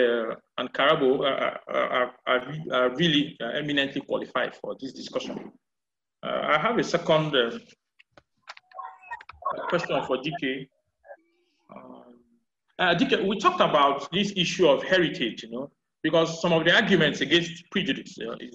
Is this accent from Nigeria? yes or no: yes; Igbo, Southeast, South East Nigeria, Nigeria; a Nigerian of Igbo ethnicity in Southeast